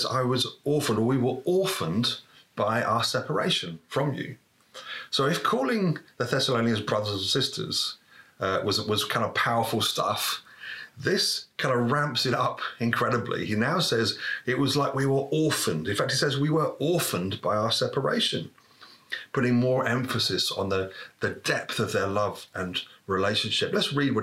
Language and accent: English; United Kingdom; as British people